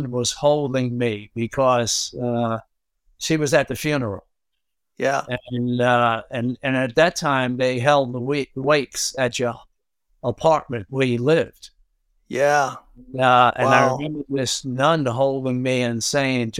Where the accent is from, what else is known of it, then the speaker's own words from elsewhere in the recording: New York City, New York, United States; growing up in Brooklyn